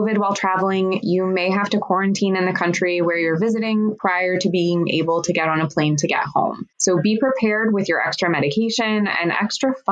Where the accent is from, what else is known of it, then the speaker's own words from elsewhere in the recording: United States; as an American traveling on an American passport